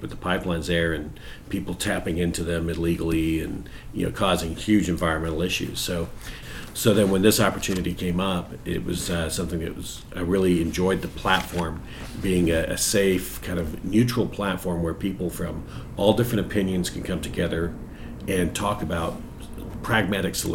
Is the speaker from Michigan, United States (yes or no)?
no; Southern California, United States; when I was a child growing up in Southern California.